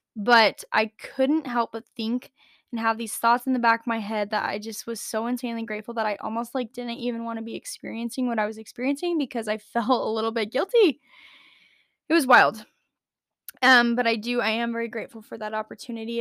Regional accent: United States; also born or lived in Las Vegas, Nevada; the good old Mormon community of Idaho and Utah that I switched to at a very young age, I was seven

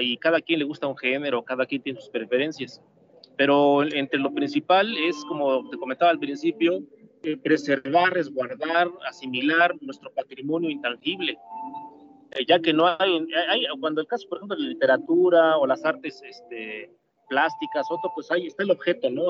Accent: Mexico

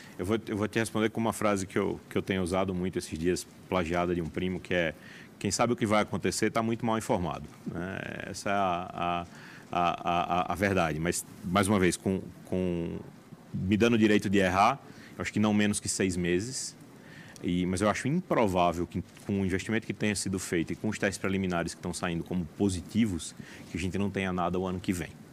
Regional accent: João Pessoa, Paraíba, Brazil; moved away as an adult; also born or lived in São Paulo / New York; now in Brasília, Brazil; Nasci em João Pessoa, fiz faculdade lá, depois fui para São Paulo, estudei lá na USP, depois no Sírio Libanês, vim para Brasília, daqui fui para Nova York, morei lá, voltei um pouco para cá

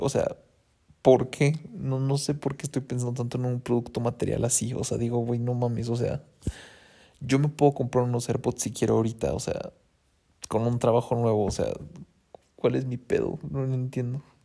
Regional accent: Mexico City, Mexico; moved away as an adult; also born or lived in Monterrey / Toronto; Yo soy de Ciudad de México. O sea, mi lugar está pues aquí, con los chilangos, porque yo soy de aquí

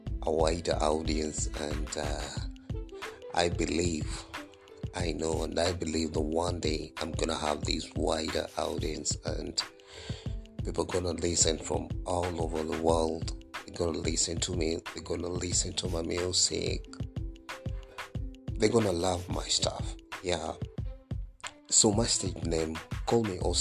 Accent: Kenya; I'm a Kenyan.

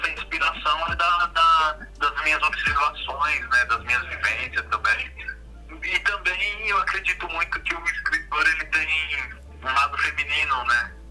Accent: Itapecerica da Serra, São Paulo, Brazil; eu sou nascido e criado em Tapiceica da Serra, mas eu sou um cidadão do mundo.

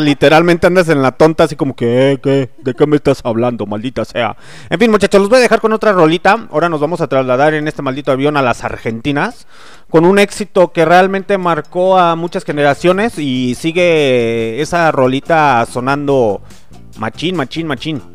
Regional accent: Mexico; somos buenos mexicanos

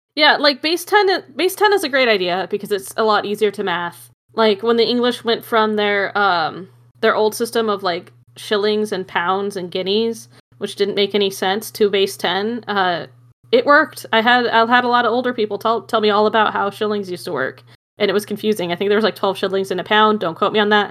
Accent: Arizona, United States; my hometown, 'cause we have square dancing on the square. And we'd go square dancing, 'cause it's the state dance of Arizona

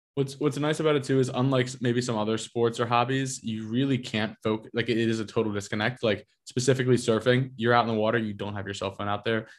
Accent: Northeast, United States; also born or lived in Austin, Texas; now in New York, United States; I grew up in the Northeast

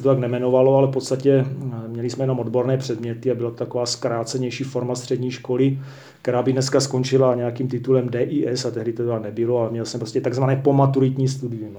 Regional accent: Czechia; jako Čech

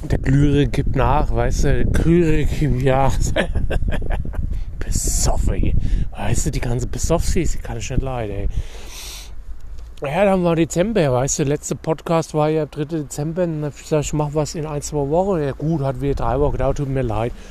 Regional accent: Hesse, Germany; wie wir hier sagen. Bei uns in Dienstlagen, bei Hesse, ja.

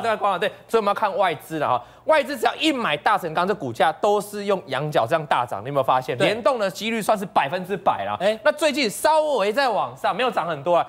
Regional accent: Taiwan; 以前我们台湾话就用大把的，叫做五百万嘛

